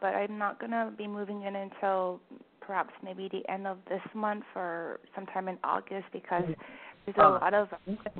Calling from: Vancouver, British Columbia, Canada; calling from Vancouver.

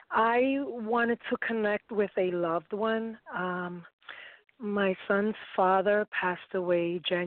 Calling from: Bethlehem, Pennsylvania, United States; I'm calling from Bethlehem, Pennsylvania.

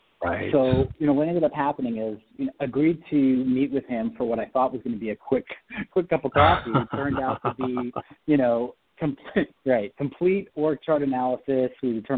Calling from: Orange County, Southern California, United States; calling from my office today. We're out here in beautiful Southern California, Orange County.

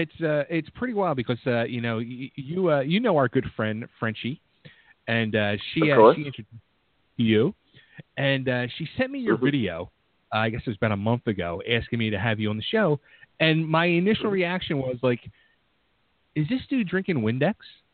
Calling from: Philadelphia, Pennsylvania, United States; From Philadelphia.

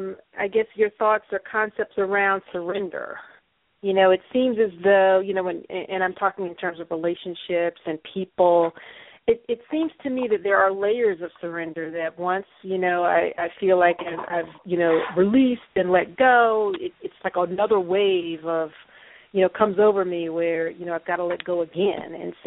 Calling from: Atlanta, Georgia, United States; from Atlanta.

